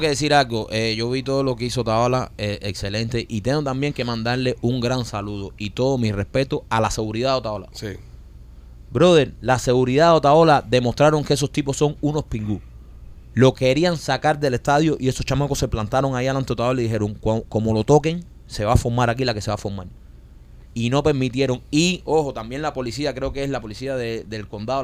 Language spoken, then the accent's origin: Spanish; Cuba; now in Miami, United States; como cubanos